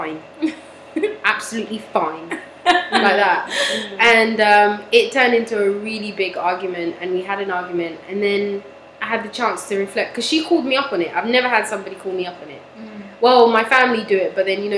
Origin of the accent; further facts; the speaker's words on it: Toronto, Ontario, Canada; I am from Toronto.